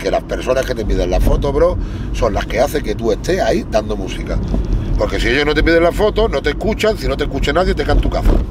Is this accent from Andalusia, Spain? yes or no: yes; Málaga, Andalusia, Spain; Yo soy el papi de Málaga